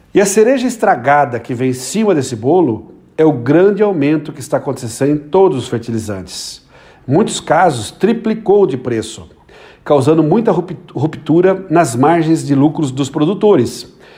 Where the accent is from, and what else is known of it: Brazil; also born or lived in Limeira, São Paulo